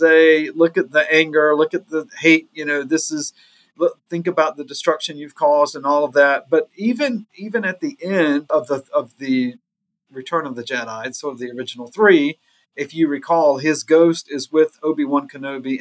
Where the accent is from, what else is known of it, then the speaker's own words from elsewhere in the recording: Gaffney, South Carolina, United States; moved away; I'm originally from Gaffney, South Carolina